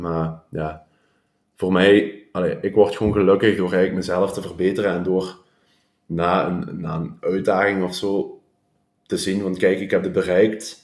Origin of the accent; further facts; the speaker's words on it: Hechtel, Flanders, Belgium; ik kom uit Hechtel. Heb ik heel mijn leven gewoond